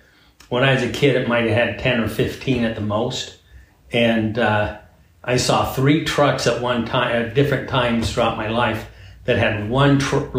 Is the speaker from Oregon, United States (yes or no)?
yes; Coos Bay, Oregon, United States; I grew up in Coos Bay, Oregon, which is a beautiful town on the Oregon coast.